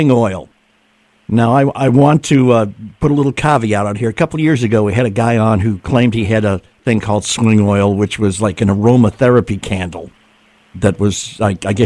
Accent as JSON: {"language": "English", "region": "New England", "country": "United States", "moved": "yes", "said": "I'm originally from New England too"}